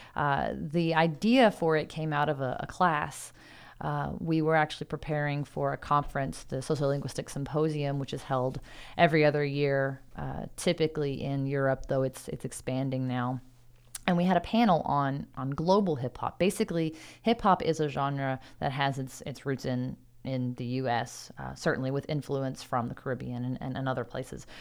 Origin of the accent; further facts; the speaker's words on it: Louisville, Kentucky, United States; I'm being from Louisville